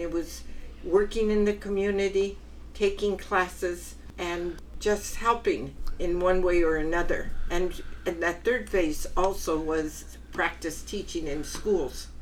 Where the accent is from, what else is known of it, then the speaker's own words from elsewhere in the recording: Wilmington, California, United States; I was born in Wilmington. In fact, I was born not too far from here in the harbor and West Basin.